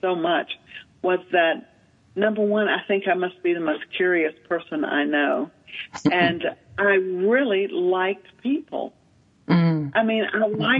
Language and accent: English; the South, United States; moved away; also born or lived in Manhattan; growing up in the South